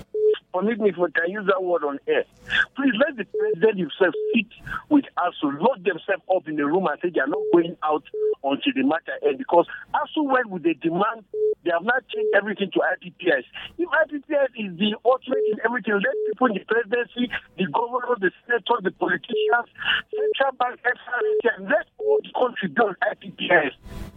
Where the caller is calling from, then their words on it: Maringo, Nigeria; I'm calling from Maringo.